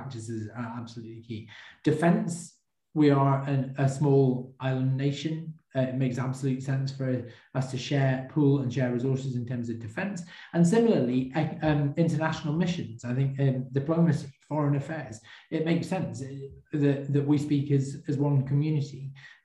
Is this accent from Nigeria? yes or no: no; England, United Kingdom; I am born to a Welsh father, I have a Scottish wife, I was born in England